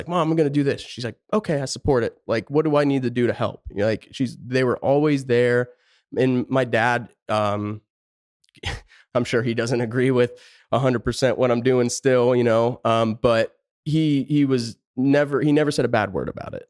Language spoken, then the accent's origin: English; Pennsylvania, United States; moved away as an adult; also born or lived in Tucson, Arizona; now in Phoenix, United States; I born and raised just the middle of nowhere, top of a mountain, Pennsylvania, tiny town